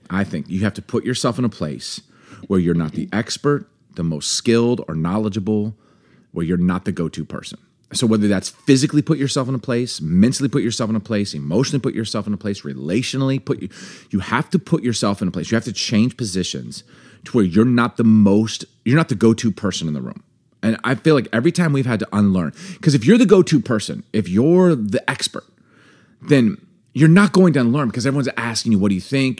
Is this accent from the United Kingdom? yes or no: no; East Coast, United States; now in Seattle, United States; I grew up in the East Coast